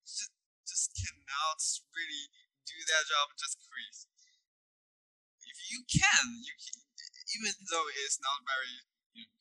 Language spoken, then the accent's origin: English; Beijing, China; moved away; Beijing, China. It's my hometown